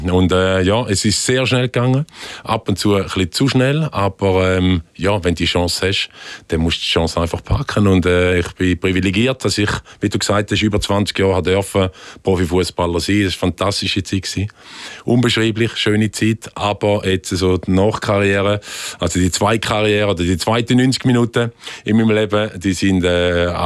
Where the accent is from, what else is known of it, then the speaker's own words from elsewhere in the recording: Frauenfeld, Thurgau, Switzerland; Wir hier in der Nähe von Winterthur aufgewachsen im Frauenfeld.